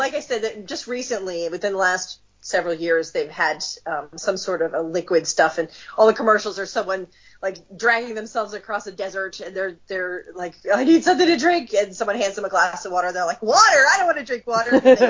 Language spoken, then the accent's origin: English; New York, United States; a New York State New Yorker, if not a New York City one.